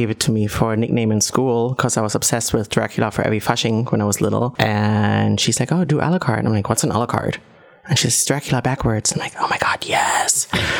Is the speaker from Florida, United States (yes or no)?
yes; Orlando, Florida, United States; now in Berlin, Germany; Orlando, Florida.